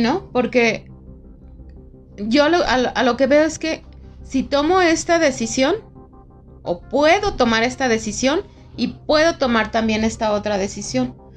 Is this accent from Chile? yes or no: no; León, Guanajuato, Mexico; yo que soy de aquí de León